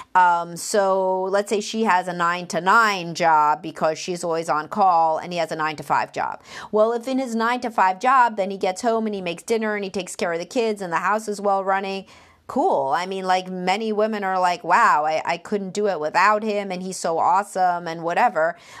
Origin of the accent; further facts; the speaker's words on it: Brooklyn, New York, United States; accent: Brooklyn; my Brooklyn accent.